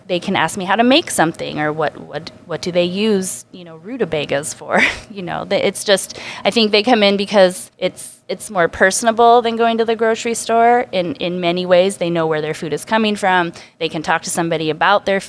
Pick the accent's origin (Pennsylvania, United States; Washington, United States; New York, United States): Washington, United States; Spokane; also born or lived in Bellingham; I grew up in Spokane